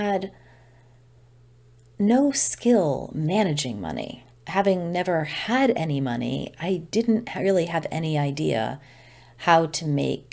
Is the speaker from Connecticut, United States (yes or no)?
yes; Old Saybrook, Connecticut, United States; moved away as an adult; also born or lived in Boston; very, very close ties to friends at home in Old Saybrook